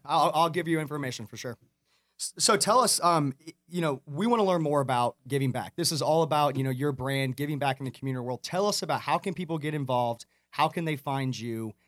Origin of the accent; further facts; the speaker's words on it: Atlanta, Georgia, United States; I grew up in Atlanta